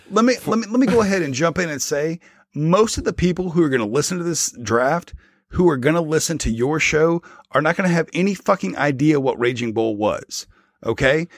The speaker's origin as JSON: {"language": "English", "region": "the South", "country": "United States", "tie": "born or raised there", "said": "If you didn't have Superstation TBS Channel 17 growing up in the South"}